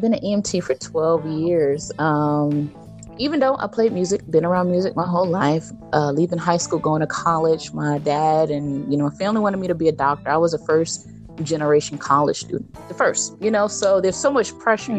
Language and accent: English; Jersey City, New Jersey, United States; I'm from Jersey City, New Jersey